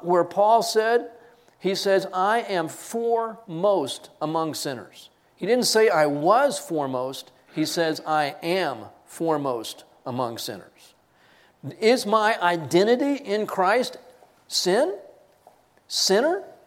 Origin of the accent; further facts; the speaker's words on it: Texas, United States; I am a Texan. I am an American, Texan first